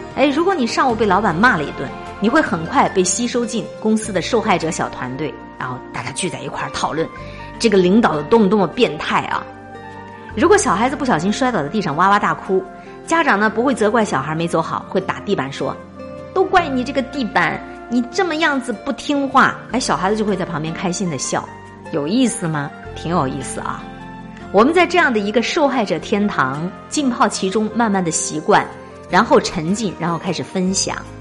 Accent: Harbin, Heilongjiang, China; 我是东北人，哈尔滨人可能都有一个特点，喜欢自我安慰

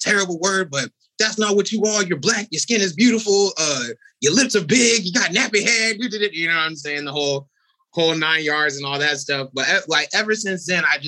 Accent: Corona, California, United States; I grew up in these suburbs.

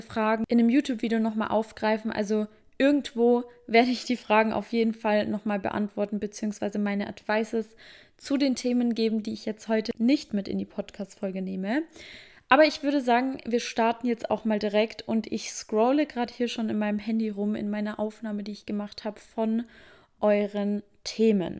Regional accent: Germany; bei uns in Deutschland

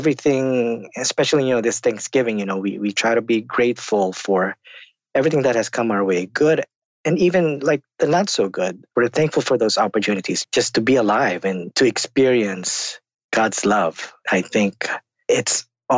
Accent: Philippines; now in United States; I'm also an immigrant to the United States. Came from the Philippines. I grew up in the Philippines.

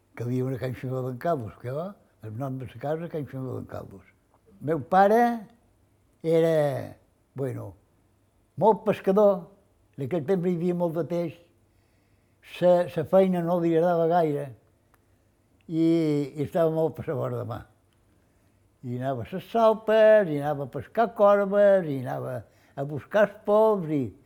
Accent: Formentera, Balearic Islands, Spain; vaig néixer a Formentera el dia 15 de novembre del 28

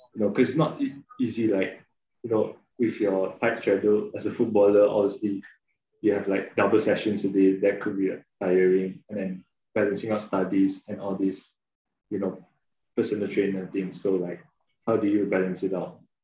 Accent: Malaysia; we grew up in Malaysia.

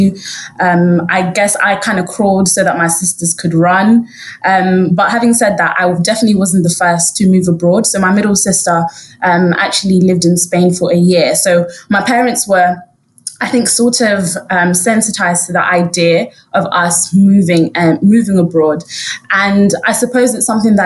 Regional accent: London, United Kingdom; also born or lived in Harrow; I went to school in Harrow, but I grew up in Brent. That was where our family home was.

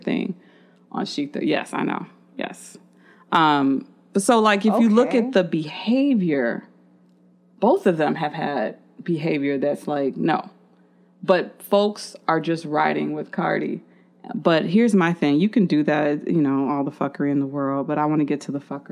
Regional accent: Chicago, Illinois, United States; I'm from Chicago

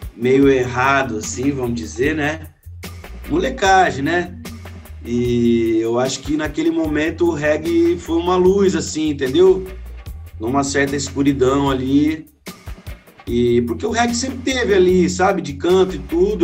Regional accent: Maringá, Paraná, Brazil; moved away as an adult; now in São Paulo, Brazil; Eu sou de Maringá, do Paraná. Hoje eu moro em São Paulo já faz seis anos, por causa da música e tudo, mas sou de Maringá

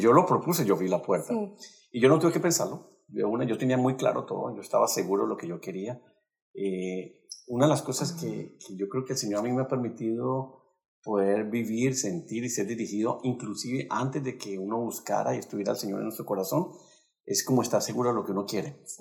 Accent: Cali, Valle del Cauca, Colombia; Nosotros somos de Colombia y de la ciudad de Cali

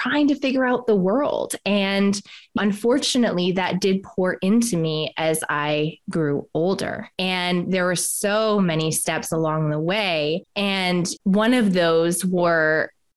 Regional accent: Canada; moved away as an adult; also born or lived in Australia; So I'm Canadian and I left Canada

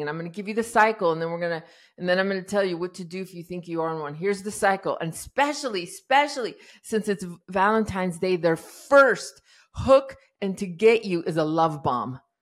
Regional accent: Iran; I was born in Iran in, uh, during the revolution

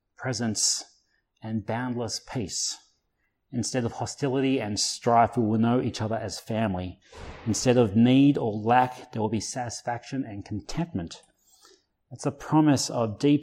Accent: Blue Mountains, New South Wales, Australia; I grew up in the Blue Mountains

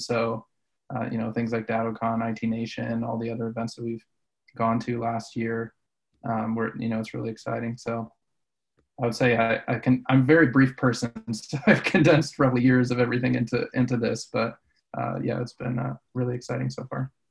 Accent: Colorado, United States; I grew up in Colorado

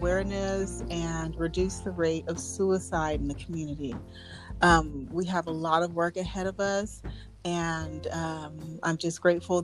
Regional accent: outer Los Angeles area, California, United States; I am from California. We're really like lost the outer Los Angeles area.

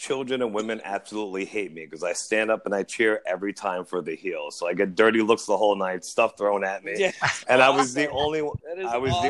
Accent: Jersey City, New Jersey, United States; moved away as an adult; also born or lived in Paterson, New Jersey; now in Pennsylvania, United States; I was born in Paterson, raised in Jersey City, but we lived in Pennsylvania for over 20 years now.

